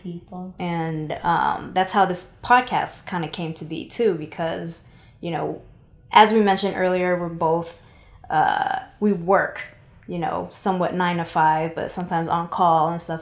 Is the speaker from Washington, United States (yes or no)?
yes; Seattle, Washington, United States; I'm originally from Seattle, Washington. Shout out Pacific Northwest.